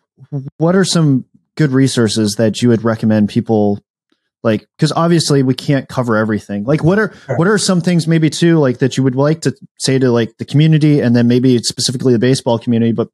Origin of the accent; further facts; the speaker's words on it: Minnesota, United States; I'm a Minnesotan